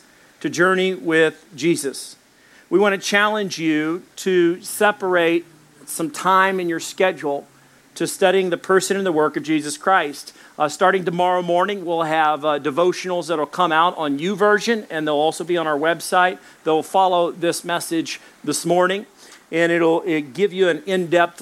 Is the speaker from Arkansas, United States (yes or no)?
yes; Little Rock, Arkansas, United States; also born or lived in Dallas, Texas; I was born in Dallas, Texas. I grew up in Little Rock, Arkansas